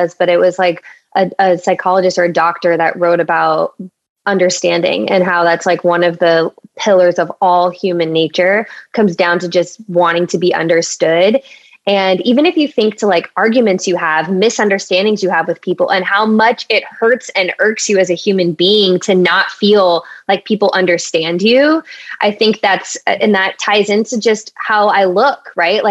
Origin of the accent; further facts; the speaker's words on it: Orange County, California, United States; moved away; I grew up in Orange County, so very white area, like predominantly white